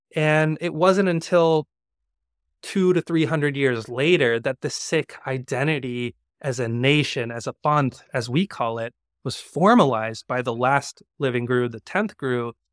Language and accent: English; Georgia, United States; now in New York, United States; I grew up in Georgia, in the South